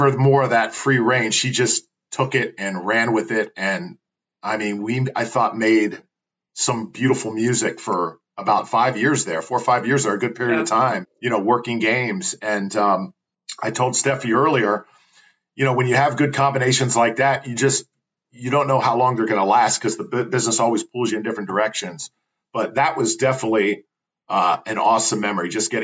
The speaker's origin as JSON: {"language": "English", "town": "Tampa", "region": "Florida", "country": "United States", "tie": "born or raised there", "said": "my hometown team, the Tampa Bay Rowdies. I actually went to a few games when I was growing up"}